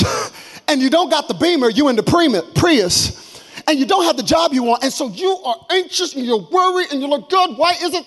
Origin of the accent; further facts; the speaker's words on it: Texas, United States; I'm from Texas. We think we are our own country.